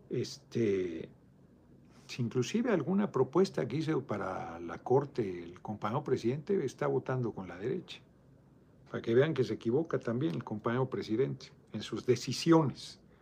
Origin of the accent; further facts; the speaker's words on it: Mexico City, Mexico; soy, soy de Iztapalapa